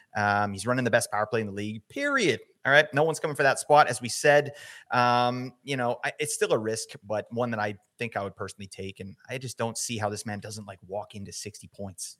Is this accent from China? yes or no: no; Vancouver, British Columbia, Canada; I'm from Vancouver